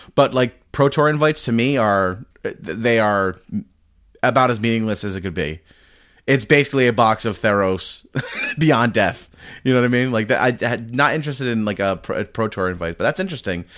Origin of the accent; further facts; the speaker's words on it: Rhode Island, United States; now in Massachusetts, United States; I grew up in Rhode Island and live in Mass